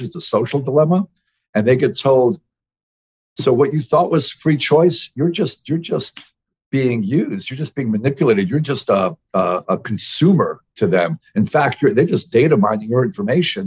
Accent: New York City, New York, United States; I'm from New York City. I was raised as a in a very open part of New York City

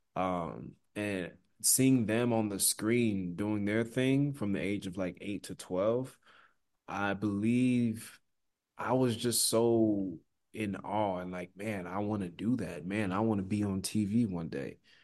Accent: Nigeria; I'm Nigerian

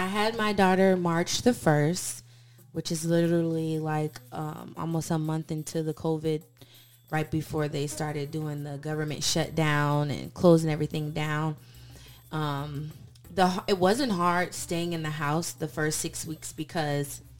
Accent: St. Petersburg, Florida, United States; I'm from St. Petersburg, Florida, but I've kind of lived in a couple different states growing up.

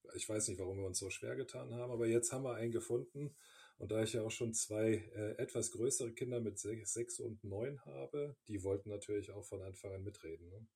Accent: Bonn, North Rhine-Westphalia, Germany; moved away as an adult; also born or lived in Cologne; now in Munich, Germany; ich bin aber in Bonn geboren

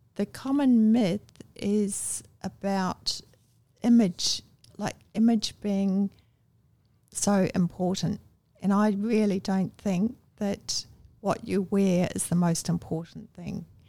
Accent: Wellington, New Zealand; also born or lived in Masterton, New Zealand; now in Australia; I was born in Masterton

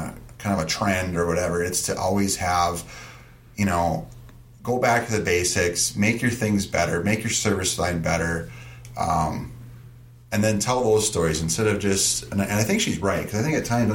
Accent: Stearns County, Minnesota, United States; accent: Stearns County; my Stearns County accent

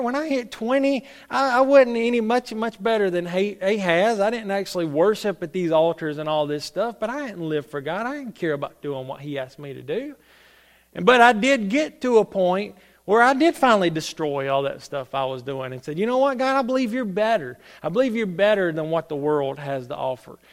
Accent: Salem, United States; I'm from Salem, so, you know, I'm the little Salem preacher

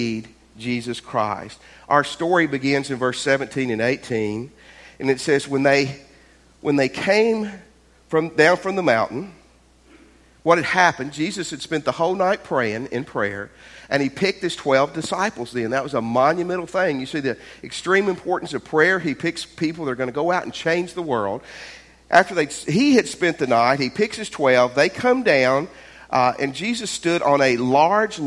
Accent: Tennessee, United States; moved away; I grew up in Tennessee

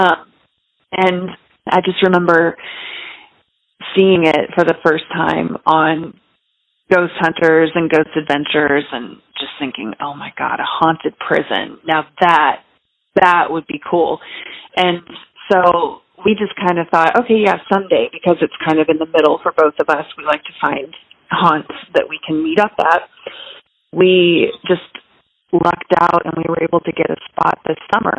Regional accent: St. Louis, Missouri, United States; now in Girard, United States; I am in a tiny little town called Girard, Illinois. I'm from St. Louis

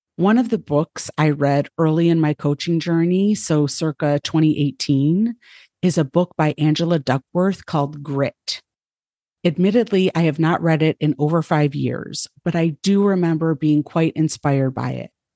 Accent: United States; now in Ohio, United States; I was born white in the United States in a middle class family

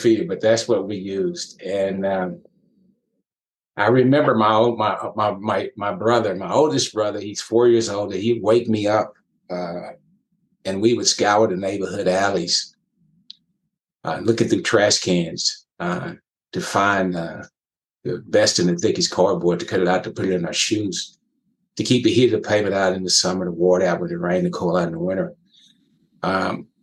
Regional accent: West Texas, United States; that small community I grew up in West Texas

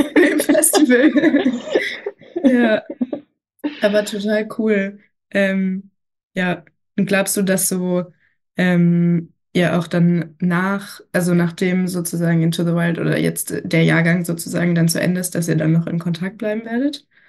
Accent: Berlin, Germany; ich komme auch aus Berlin

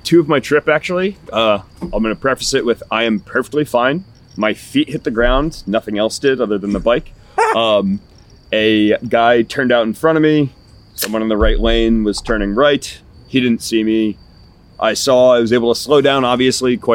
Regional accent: New Jersey, United States; I am from Jersey

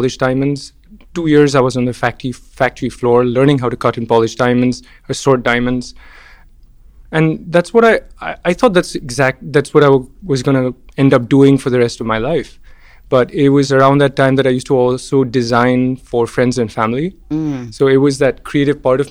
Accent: Mumbai, Maharashtra, India; moved away as an adult; also born or lived in Pittsburgh, United States; where I grew up in Bombay

